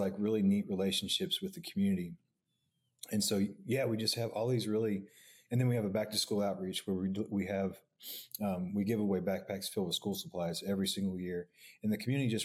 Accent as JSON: {"language": "English", "town": "Oklahoma City", "region": "Oklahoma", "country": "United States", "tie": "born or raised there", "said": "I grew up here in Oklahoma City, Northwest OKC"}